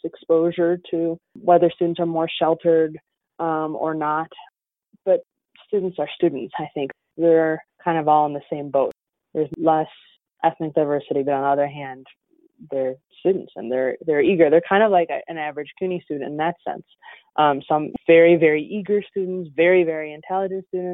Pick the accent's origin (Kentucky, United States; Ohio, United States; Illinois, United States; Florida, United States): Illinois, United States; Chicago; moved away as an adult; also born or lived in New York / Northwest Indiana; now in Valparaiso, United States; I'm actually from Chicago.